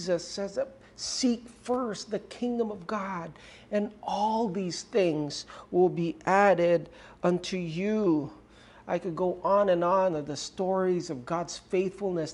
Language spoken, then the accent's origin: English; Romblon, Mimaropa, Philippines; I grew up in Ojongan Romblon, small island in the center of the Pacific Ocean with no running water at that time and no electricity.